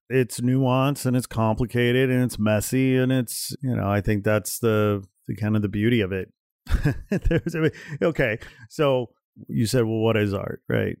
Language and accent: English; United States; for me as an American